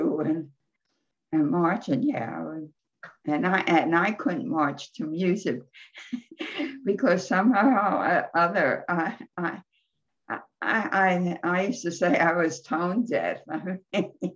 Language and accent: English; Philadelphia, Pennsylvania, United States; now in Virginia, United States; I'm from Philadelphia